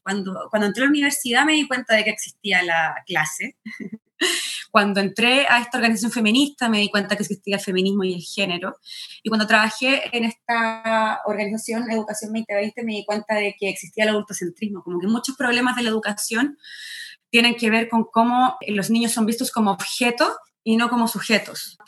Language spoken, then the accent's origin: Spanish; Chile; moved away as an adult; also born or lived in Argentina; now in New York, United States; nunca había vivido fuera de Chile.